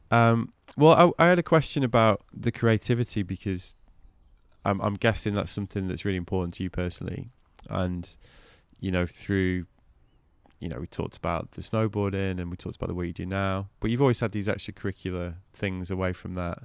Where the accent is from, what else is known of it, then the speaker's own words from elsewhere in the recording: United Kingdom; now in United States; as a Brit